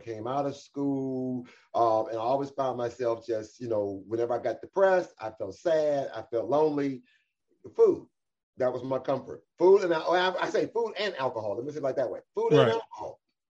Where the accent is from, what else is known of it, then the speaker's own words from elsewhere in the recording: Cleveland, Ohio, United States; I was born and raised right here in Cleveland, Ohio